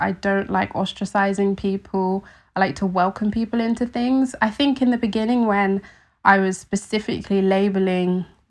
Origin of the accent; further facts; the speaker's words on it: London, United Kingdom; I think for me, in growing up in London, in a city, I was very disconnected from where my food came from.